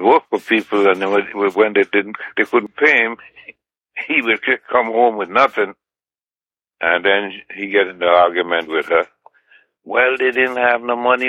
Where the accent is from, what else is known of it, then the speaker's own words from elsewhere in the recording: Trinidad & Tobago; also born or lived in Grand Roy, Grenada; now in United States; At eight months old, my family migrated to Trinidad and Tobago